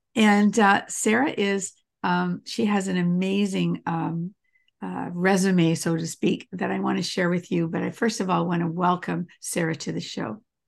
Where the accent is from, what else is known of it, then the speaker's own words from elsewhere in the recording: Canada; moved away; I'm Canadian